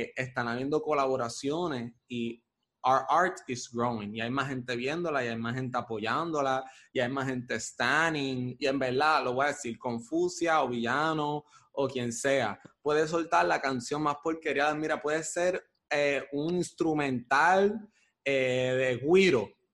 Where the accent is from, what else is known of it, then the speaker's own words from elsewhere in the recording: Caguas, Puerto Rico; also born or lived in Bairoa, Puerto Rico; now in Río Piedras, Puerto Rico; Actualmente vivo en Río Piedras, pero originalmente soy de Caguas